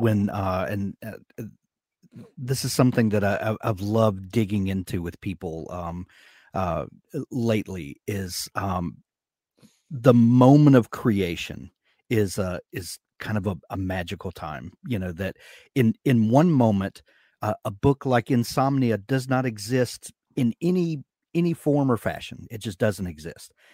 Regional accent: the American South, United States; accent: American drawl; I'm from the American South

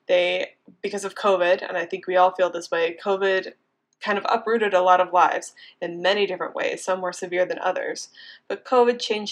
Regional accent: Indiana, United States; also born or lived in Boulder, Colorado; now in Miami, United States; I am actually from a small town in Indiana. I grew up on a farm in the middle of nowhere. Very classic small town Midwestern farm girl

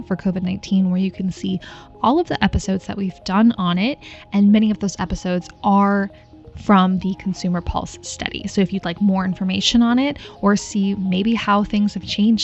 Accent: Minnesota, United States; moved away; I grew up in Minnesota

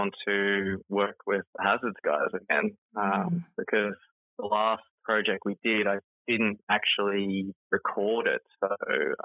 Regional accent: Innisfail, Queensland, Australia; my hometown, which is in Innisfail, part of Queensland

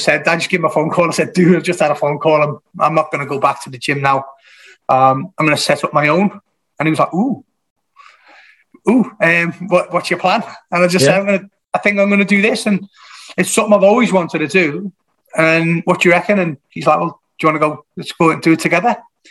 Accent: Kirkby, North West England, United Kingdom; moved away as an adult; also born or lived in Salisbury; now in Ormskirk, United Kingdom; I'm originally from Kirby in Liverpool

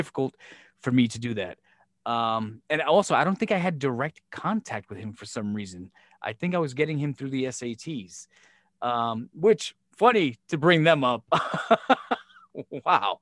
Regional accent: Brooklyn, New York, United States; when I was growing up in Brooklyn

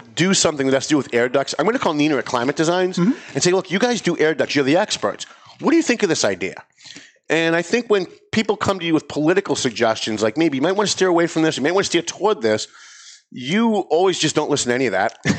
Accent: North Andover, Massachusetts, United States; my hometown of North Andover

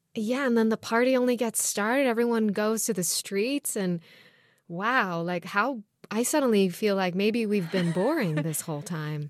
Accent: Jerusalem, Jerusalem District, Israel; now in United States; growing up in Jerusalem and Israel

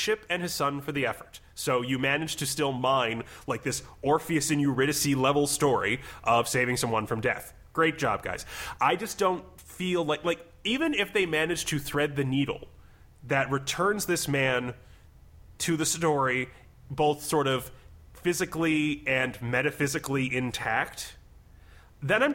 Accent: Midwest, United States; I'm from the Midwest

